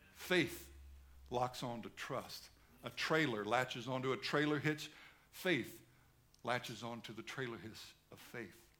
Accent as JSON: {"language": "English", "country": "United States", "moved": "as an adult", "lives_now": "Australia", "said": "I'm an American"}